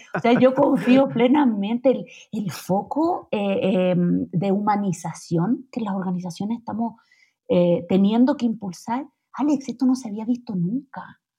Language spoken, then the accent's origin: Spanish; Chile; moved away as an adult; now in Mexico City, Mexico; yo cuando me vine de Chile a México